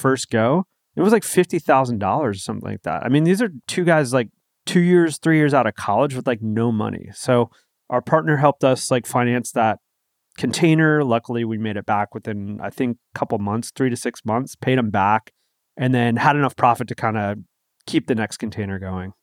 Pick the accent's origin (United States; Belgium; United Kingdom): United States; East Coast; moved away as an adult; also born or lived in San Diego, California; now in California, United States; we're from the East Coast. Like, we moved to California